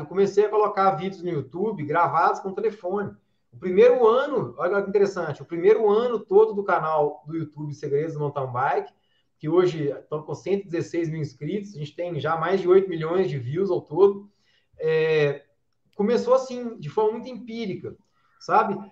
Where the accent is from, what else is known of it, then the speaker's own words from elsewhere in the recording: João Monlevade, Minas Gerais, Brazil; also born or lived in Juiz de Fora; Eu sou aqui de, de João Monlevade, uma cidade aqui a mais ou menos 100 quilômetros de Belo Horizonte, interior de Minas Gerais, terra do pão de queijo, terra do uai.